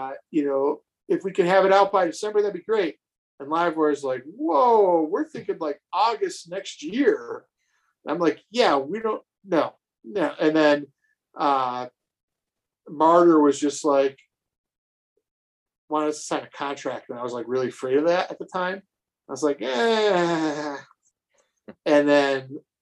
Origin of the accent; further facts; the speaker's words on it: North Tonawanda, New York, United States; who I grew up with in North Tonawanda